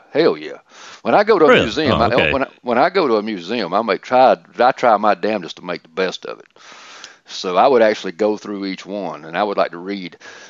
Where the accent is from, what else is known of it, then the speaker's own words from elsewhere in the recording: Atlanta, Georgia, United States; I'm from Atlanta.